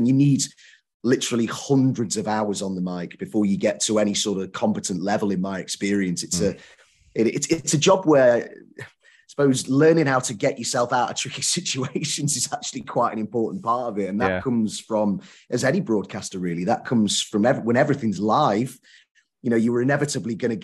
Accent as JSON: {"language": "English", "town": "Southport", "region": "North West England", "country": "United Kingdom", "said": "I'm from Southport, which is near Liverpool"}